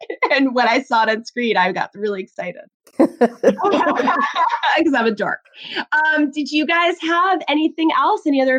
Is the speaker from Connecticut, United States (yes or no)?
yes; Connecticut, United States; I grew up in Connecticut.